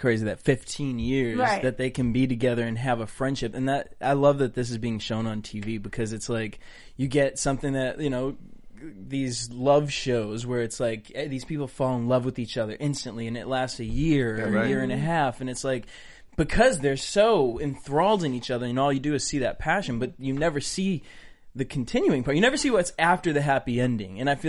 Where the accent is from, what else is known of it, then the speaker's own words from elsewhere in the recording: Somerville, Massachusetts, United States; I grew up in Somerville Church.